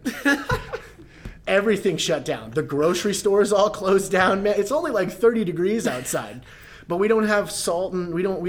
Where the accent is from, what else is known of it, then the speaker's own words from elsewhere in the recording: Texas, United States; God, it gets cold. I came from Texas, man. It was like 90 in the winter.